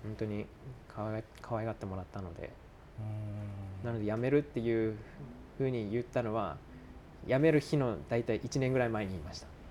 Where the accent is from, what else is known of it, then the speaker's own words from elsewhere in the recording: Fukushima, Japan; moved away as an adult; also born or lived in Tokyo / Miyagi; 一回ちょっと地元に帰ろうと思ってそこから福島に一旦帰ったんですよ